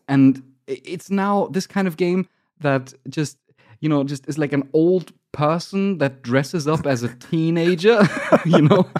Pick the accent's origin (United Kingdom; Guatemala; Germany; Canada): Germany; I'm from Germany, so I'm calculating in kilograms